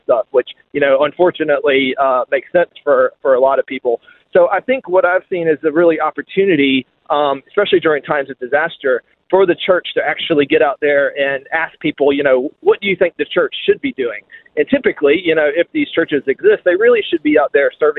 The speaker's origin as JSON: {"language": "English", "country": "United States", "moved": "as an adult", "lives_now": "Australia", "said": "You may be able to tell from my accent, but I'm not originally from here. I'm American. I've been in Australia about 4 years now"}